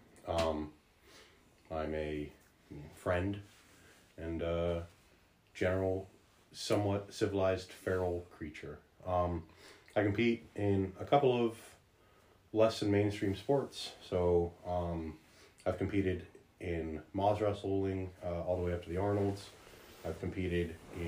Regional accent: Partlow, Virginia, United States; also born or lived in Hackberry, Louisiana; I grew up in Partlow

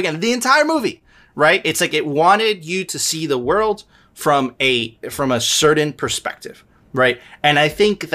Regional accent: Venezuela; now in Miami, United States; I'm originally from Venezuela

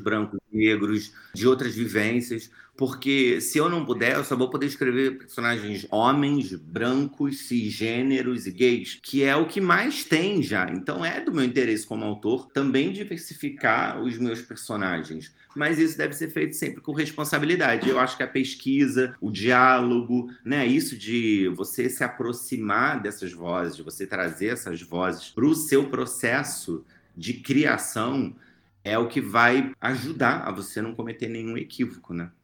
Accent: Rio de Janeiro, Brazil; eu falo aqui do Rio de Janeiro, sou carioca

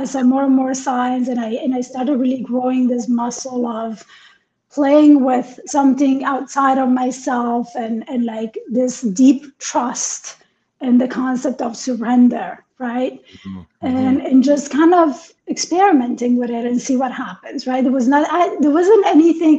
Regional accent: Italy; moved away; also born or lived in Iran / New York; I was born in Iran and I was raised in Italy.

